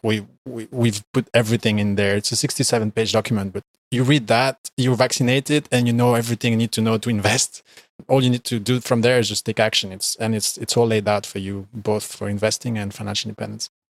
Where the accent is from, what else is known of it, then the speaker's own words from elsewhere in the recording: Belgium; I am from Belgium, and I currently live in Belgium.